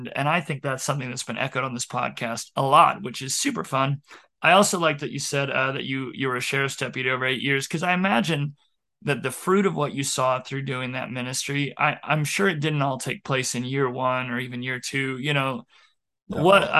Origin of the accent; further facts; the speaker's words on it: Billings, Montana, United States; now in Baker, United States; I came from Billings, largest town in Montana, to Baker.